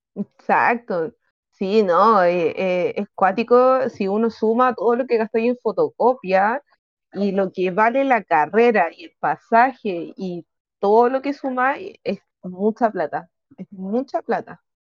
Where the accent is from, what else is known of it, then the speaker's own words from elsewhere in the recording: Chile; yo soy de Chile.